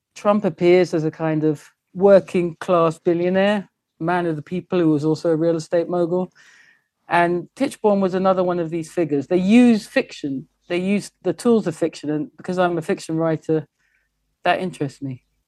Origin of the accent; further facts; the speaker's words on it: England, United Kingdom; I am English and I love England.